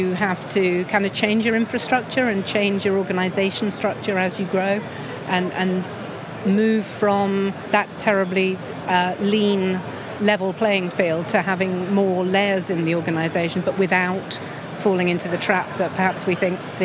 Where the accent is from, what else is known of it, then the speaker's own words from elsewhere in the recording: England, United Kingdom; as an English person